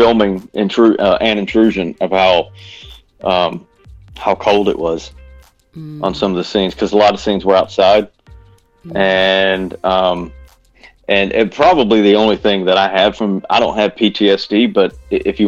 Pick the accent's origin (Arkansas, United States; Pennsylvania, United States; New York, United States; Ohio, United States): Arkansas, United States; Bismarck; I grew up in Bismarck